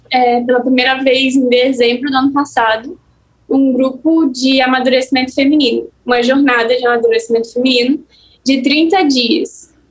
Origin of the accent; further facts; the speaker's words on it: Espírito Santo, Brazil; eu sou capixaba.